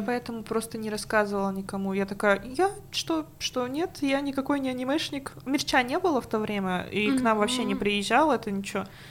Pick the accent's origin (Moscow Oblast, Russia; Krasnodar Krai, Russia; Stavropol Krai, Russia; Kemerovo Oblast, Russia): Kemerovo Oblast, Russia; Prokopyevsk; moved away; also born or lived in Tomsk; я жила в очень маленьком городке в Прокопьевске, там был один магазинчик, где я могла купить диск аниме.